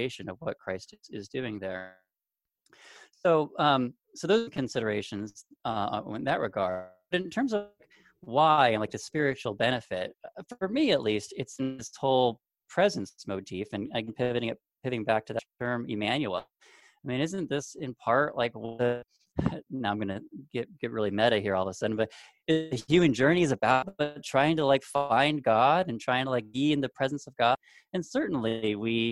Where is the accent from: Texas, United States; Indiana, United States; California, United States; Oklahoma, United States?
California, United States; Southern; moved away; I'm from Southern California originally